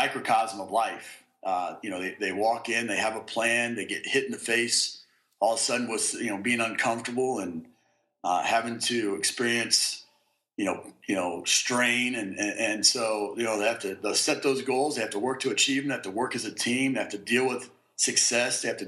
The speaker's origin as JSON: {"language": "English", "town": "Kansas City", "country": "United States", "tie": "born or raised there", "said": "I grew up in Kansas City"}